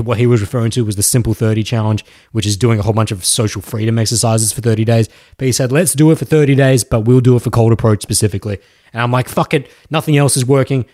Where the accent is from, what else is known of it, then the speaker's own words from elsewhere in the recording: Australia; accent: Australian; Australian accent